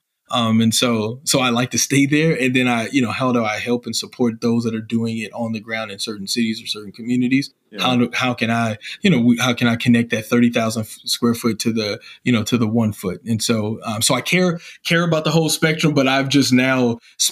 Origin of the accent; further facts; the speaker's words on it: Illinois, United States; moved away; my home state of Illinois.